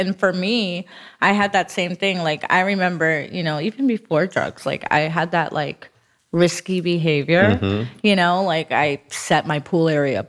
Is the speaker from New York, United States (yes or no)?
no; Broward, Florida, United States; also born or lived in Miami; I am from Miami, but I grew up in Broward.